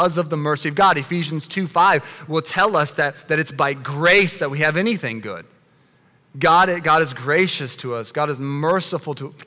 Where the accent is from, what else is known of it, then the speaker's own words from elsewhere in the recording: United States; us as American Christians